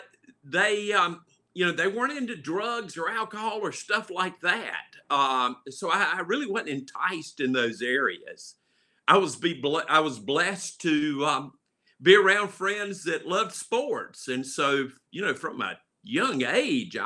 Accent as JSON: {"language": "English", "town": "Charlotte", "region": "North Carolina", "country": "United States", "tie": "born or raised there", "said": "My home was at 2139 Camp Green Street in Charlotte, North Carolina"}